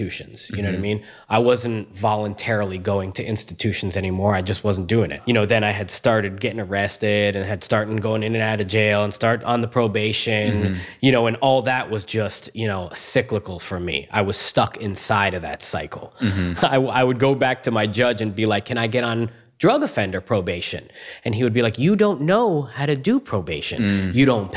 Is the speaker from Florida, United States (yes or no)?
yes; Cooper City, Florida, United States; also born or lived in Margate, Florida / Homestead, Florida / Tampa, Florida; I'm from South Florida, man. I'm a native, just like you. I was born in Margate, and then we moved to Homestead